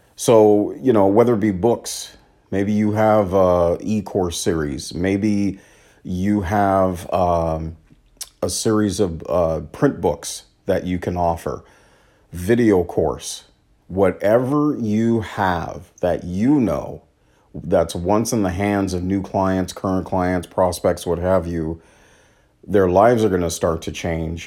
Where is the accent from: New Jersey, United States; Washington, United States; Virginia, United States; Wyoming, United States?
Washington, United States; my home state of Washington